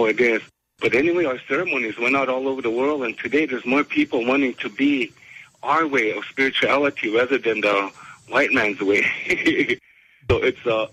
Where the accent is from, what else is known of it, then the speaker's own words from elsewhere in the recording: South Dakota, United States; as Lakota